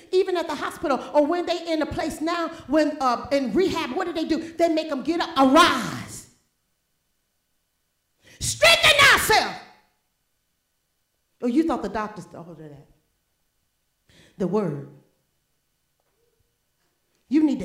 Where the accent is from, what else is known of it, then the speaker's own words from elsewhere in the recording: New Orleans, Louisiana, United States; also born or lived in Mobile, Alabama; I was born and raised there.